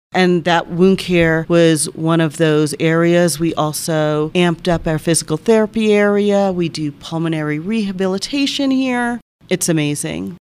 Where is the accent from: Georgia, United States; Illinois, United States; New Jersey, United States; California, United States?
New Jersey, United States; Colonia; moved away as an adult; also born or lived in Florida; now in San Luis Valley, United States; I was born and raised in New Jersey, small little town, Colonia, New Jersey